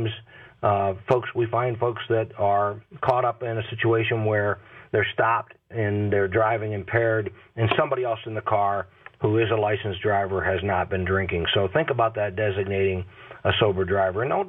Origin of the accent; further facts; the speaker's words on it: Massillon, Ohio, United States; I'm originally from Maslin. That's my hometown